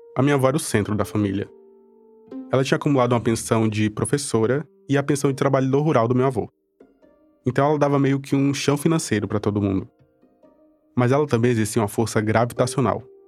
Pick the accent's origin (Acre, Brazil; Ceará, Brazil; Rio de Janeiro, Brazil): Acre, Brazil; Cruzeiro do Sul; Eu cresci em Cruzeiro do Sul, uma cidade que fica no extremo oeste do Acre